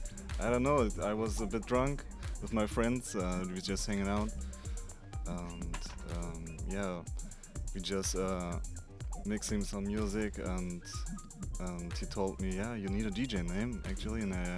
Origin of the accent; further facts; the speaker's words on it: Giessen, Hesse, Germany; English is a second language; I'm from Germany. It's in the near from Frankfurt. It's a small city in the near from Frankfurt called Gießen.